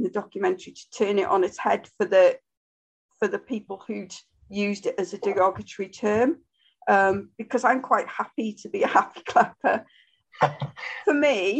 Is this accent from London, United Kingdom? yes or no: no; Wrexham, Wales, United Kingdom; I'm from Wrexham.